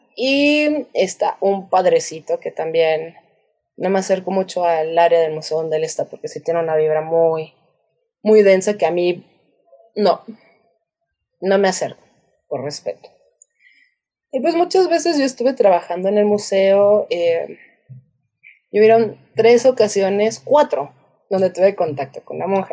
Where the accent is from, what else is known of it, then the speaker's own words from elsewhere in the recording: Querétaro, Mexico; yo crecí en Querétaro